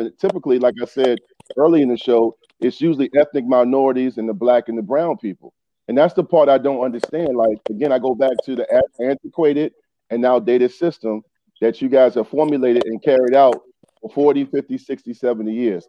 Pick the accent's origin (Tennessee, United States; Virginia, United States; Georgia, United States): Virginia, United States; Newport News; I grew up in Eastern Newport News